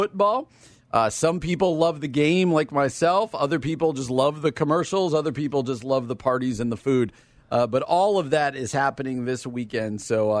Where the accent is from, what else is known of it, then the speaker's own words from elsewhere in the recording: Downers Grove, Illinois, United States; my hometown of Downers Grove.